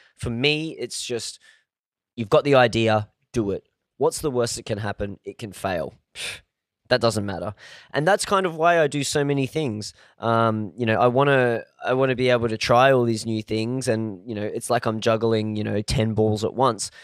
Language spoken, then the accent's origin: English; Australia; I was born in Australia